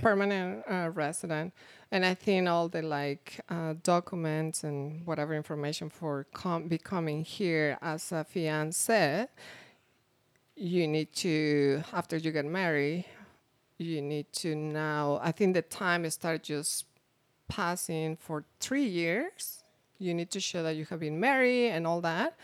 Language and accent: English; Mexico; English is a second language; moved away as an adult; now in United States; I'm coming from Mexico. I already have my degree.